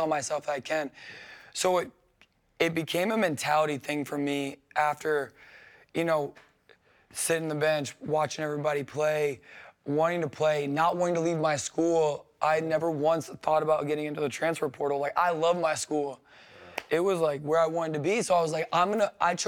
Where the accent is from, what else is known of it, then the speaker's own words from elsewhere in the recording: New Orleans, Louisiana, United States; I went to LSU and I'm from New Orleans